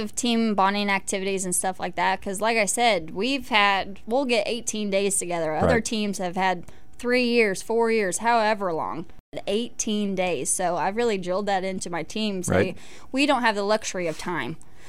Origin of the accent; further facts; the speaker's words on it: Mountain Grove, Missouri, United States; Mountain Grove, Missouri. It's about an hour from Springfield, Missouri.